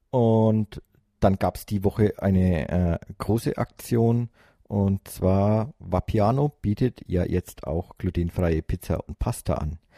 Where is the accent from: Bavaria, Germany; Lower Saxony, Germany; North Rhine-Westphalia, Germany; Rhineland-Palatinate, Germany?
Bavaria, Germany; Nuremberg; Wir als Nürnberger haben uns die Nürnberger Filiale ausgesucht.